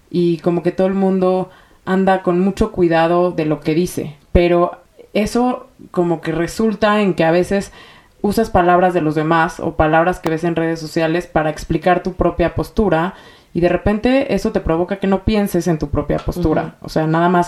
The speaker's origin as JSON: {"language": "Spanish", "region": "Mexico City", "country": "Mexico", "tie": "born there", "said": "tengo 33 años y em, nací en la Ciudad de México, eh, dentro de una familia judía que pertenece, bueno, más bien, que viene de Alepo, Siria."}